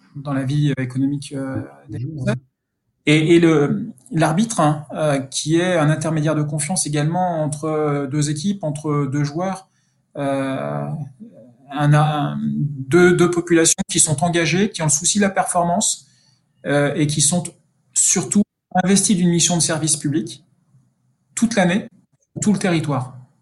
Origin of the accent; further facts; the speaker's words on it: near Dijon, Burgundy, Bourgogne-Franche-Comté, France; moved away as an adult; also born or lived in Paris; je suis bourguignon, hein, je suis originaire de, des environs de, Dijon